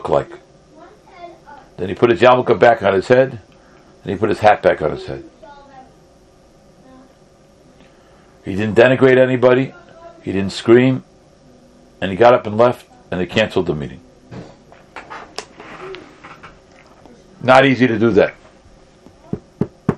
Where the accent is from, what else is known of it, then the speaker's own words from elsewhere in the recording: United States; growing up in the United States of America